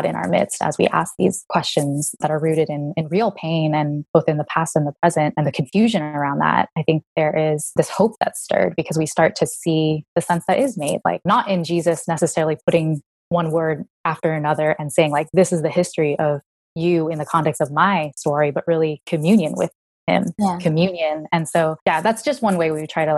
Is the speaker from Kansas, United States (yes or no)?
no; San Jose, California, United States; I was born in San Jose in California